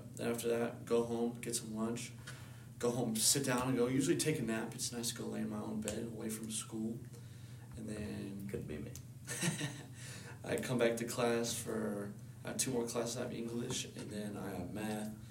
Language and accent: English; Menifee, California, United States; moved away as an adult; now in West Virginia, United States; growing up on the West Coast